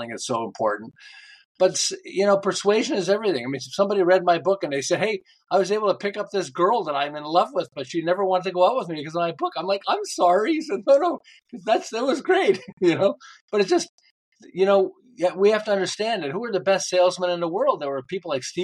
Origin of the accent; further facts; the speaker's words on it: Montreal, Quebec, Canada; moved away as an adult; now in Southern California, United States; I'm originally from Montreal. I live in Southern California